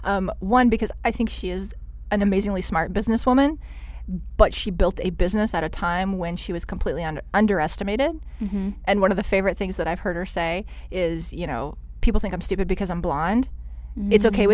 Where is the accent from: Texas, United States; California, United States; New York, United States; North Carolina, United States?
Texas, United States; No, so I was born in Texas.